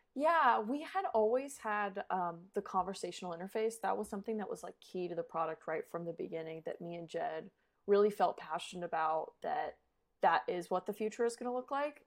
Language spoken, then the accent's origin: English; Colorado, United States; moved away as an adult; also born or lived in Phoenix, Arizona / Australia; I was born in Phoenix, but raised in Colorado.